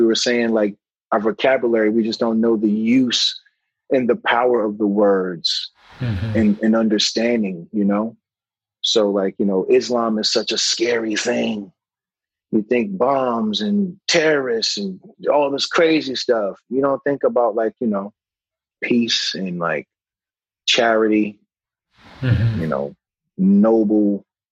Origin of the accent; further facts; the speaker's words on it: North Carolina, United States; moved away; I grew up in North Carolina, so Bible Belt